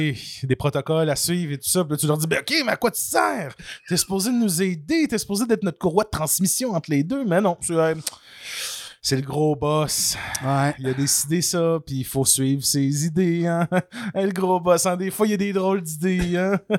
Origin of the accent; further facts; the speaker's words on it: Canada; en tant que bon Canadien français